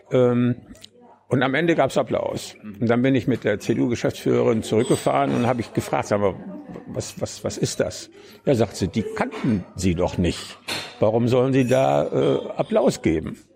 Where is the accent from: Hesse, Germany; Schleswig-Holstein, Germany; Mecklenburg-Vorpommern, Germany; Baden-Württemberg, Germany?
Mecklenburg-Vorpommern, Germany; Neubrandenburg; ich komme auch her. Ah, ja. Äh, Neubrandenburg? Ja, Mecklenburger